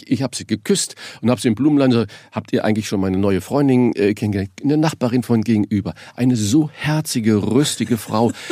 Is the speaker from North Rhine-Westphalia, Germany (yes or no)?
no; Saarland, Germany; born there; ich bin ja gebürtiger Saarländer, dass man sich mal ein Ei irgendwo leiht.